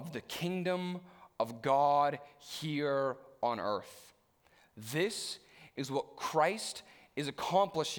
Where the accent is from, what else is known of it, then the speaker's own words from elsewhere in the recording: Stouffville, Ontario, Canada; as an upper middle class white teen growing up in Stouffville